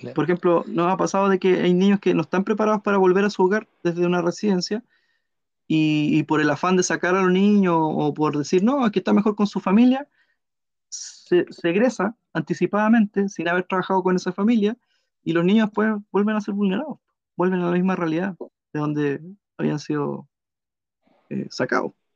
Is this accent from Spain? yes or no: no; Puerto Montt, Los Lagos, Chile; yo soy de Puerto Montt, ahí me crié